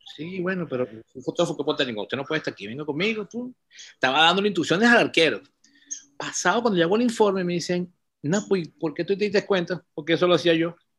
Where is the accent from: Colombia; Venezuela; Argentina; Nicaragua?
Venezuela; yo nací, pero mi, mi, en el año 57, y yo vivía en una urbanización Francisco de Miranda